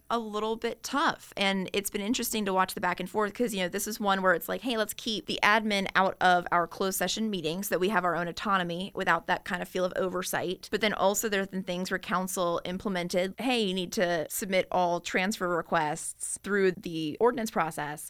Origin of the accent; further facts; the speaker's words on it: Chesterfield County, Virginia, United States; when I was growing up in Chesterfield County